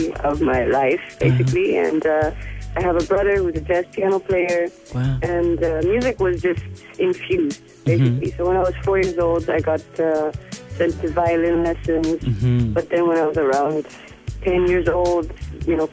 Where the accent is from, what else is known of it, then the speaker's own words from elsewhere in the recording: Netherlands; moved away as an adult; now in Namibia; I grew up mainly in the Netherlands, where the climate is completely different